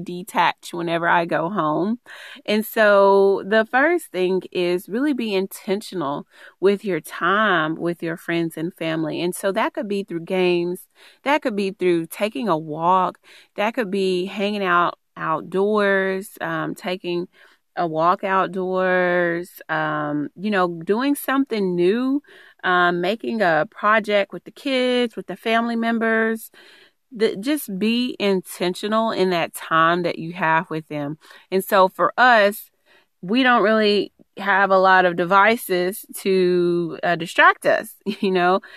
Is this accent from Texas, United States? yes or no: yes; East Texas, United States; moved away; I'm originally from East Texas